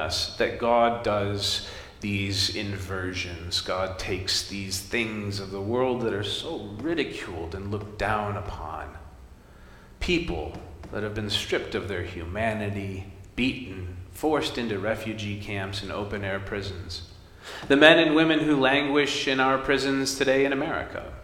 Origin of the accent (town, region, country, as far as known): United States